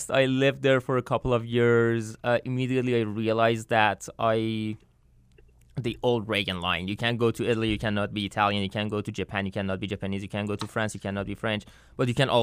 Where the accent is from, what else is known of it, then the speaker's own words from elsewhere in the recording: north near Turkmenistan border, northern Iran, Iran; now in United States; I was born and raised in Iran in north near Turkmenistan border.